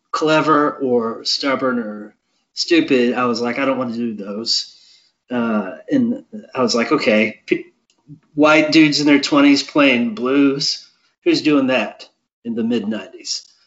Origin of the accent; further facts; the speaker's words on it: Maryland, United States; Parents from Illinois, growing up in Maryland, I think are kind of that.